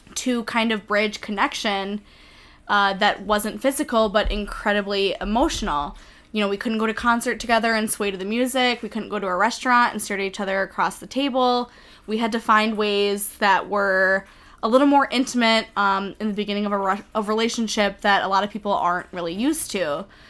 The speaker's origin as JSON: {"language": "English", "region": "Minnesota", "country": "United States", "said": "I'm from Minnesota"}